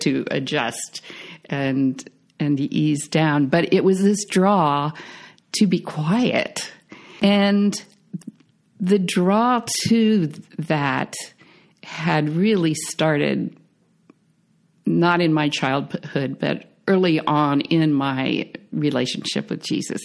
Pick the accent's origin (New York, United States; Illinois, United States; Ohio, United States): Ohio, United States; I grew up on a farm in Ohio.